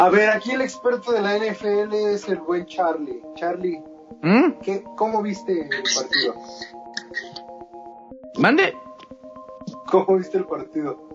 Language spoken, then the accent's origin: Spanish; Mexico; por el sentimiento de ser mexicano